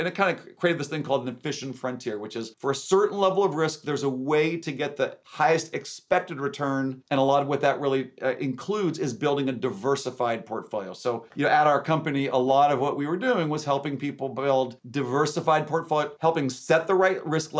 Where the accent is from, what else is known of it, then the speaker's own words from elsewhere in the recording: California, United States; also born or lived in Washington; I was born in Washington, grew up in California, and went to Stanford as an undergrad.